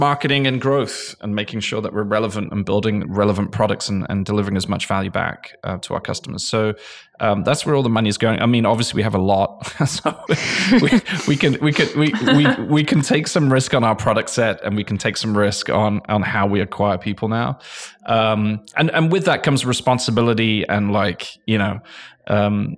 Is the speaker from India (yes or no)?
no; England, United Kingdom; moved away as an adult; now in United States; I'm English. I came from England.